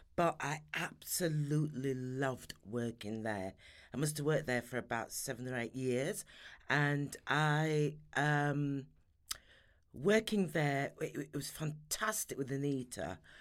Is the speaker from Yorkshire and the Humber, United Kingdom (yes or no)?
yes; Sheffield, Yorkshire and the Humber, United Kingdom; moved away as an adult; also born or lived in London; I'm Sheffield born and bred, so I'm a Yorkshire lass